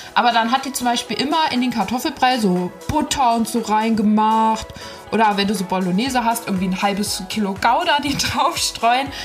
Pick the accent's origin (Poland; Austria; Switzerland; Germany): Germany; Ziegenhain, Hesse; Ziegenhainer Salatkirmes, mein Heimatort.